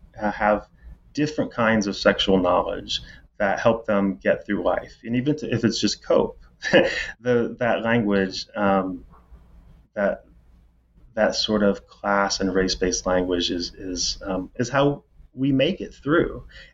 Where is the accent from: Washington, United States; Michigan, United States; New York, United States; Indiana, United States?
Indiana, United States; As I said, I'm from Indiana. And, you know, you sort of can never leave home. I'm never going back to Indiana.